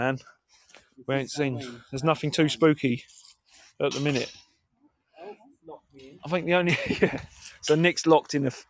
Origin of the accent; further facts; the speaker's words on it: United Kingdom; Yeah, we're British.